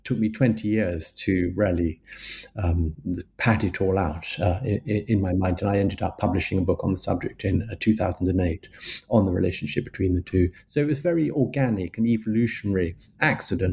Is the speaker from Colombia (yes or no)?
no; London, United Kingdom; I'm a Londoner. I was born in London and I've lived in London for most of my life with a little foray into the countryside in my teenage years.